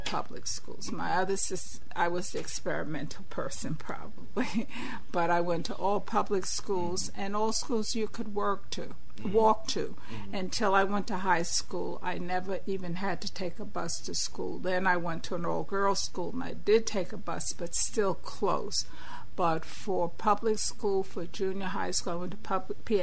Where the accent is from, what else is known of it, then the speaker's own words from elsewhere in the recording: New York City, New York, United States; moved away as an adult; also born or lived in Nigeria / Botswana / New Orleans, Louisiana / Austin, Texas; now in Amherst, United States; I'm a native New Yorker, and I was born and raised in Brooklyn